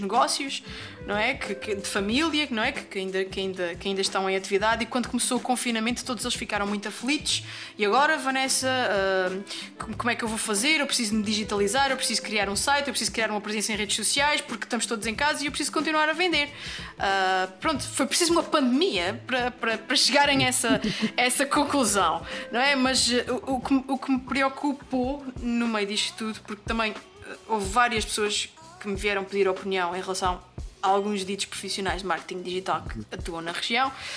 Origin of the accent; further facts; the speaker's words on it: Azores, Portugal; moved away; eu saí dos Açores